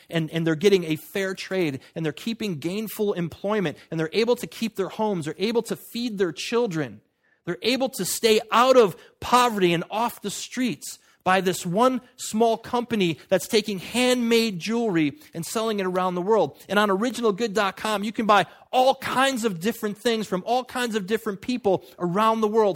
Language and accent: English; United States; I'm an American